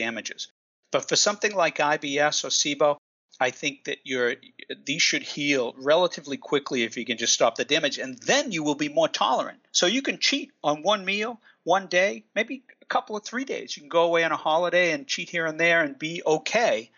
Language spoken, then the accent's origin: English; United States; accent: Boston; also born or lived in West Coast; now in Watertown, United States; I actually grew up right between Boston and Providence